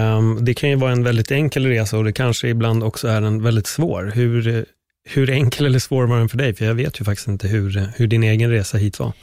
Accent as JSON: {"language": "Swedish", "country": "Sweden", "tie": "born or raised there", "said": "nu är jag uppväxt här"}